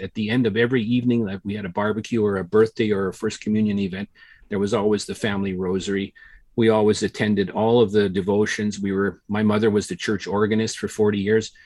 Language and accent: English; Regina, Saskatchewan, Canada; I grew up in Regina